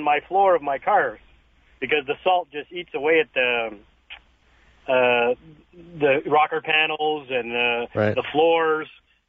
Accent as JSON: {"language": "English", "town": "Montreal", "region": "Quebec", "country": "Canada", "moved": "yes", "lives_now": "Alberta, Canada", "said": "I'm from Montreal originally"}